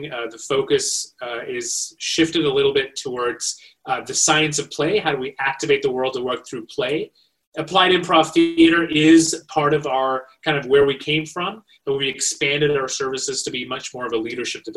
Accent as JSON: {"language": "English", "country": "Malaysia", "tie": "born or raised there", "also_born_or_lived": "India", "moved": "as an adult", "lives_now": "United States", "said": "So I was born in India, raised in Malaysia. I made my way to the United States for college"}